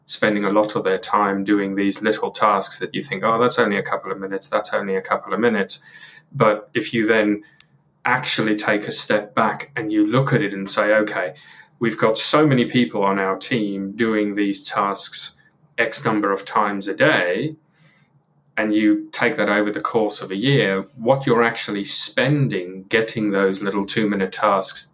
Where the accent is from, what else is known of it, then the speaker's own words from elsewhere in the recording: South Africa; moved away as an adult; now in United Kingdom; I grew up in South Africa, and when I was 18 or so, I ended up coming over to the UK and had no plans to, but ended up staying permanently.